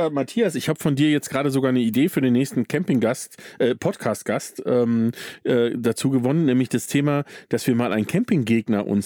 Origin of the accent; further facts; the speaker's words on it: Bavaria, Germany; weil wir kommen ja hier aus Bayern. Ich lebe in Bayern.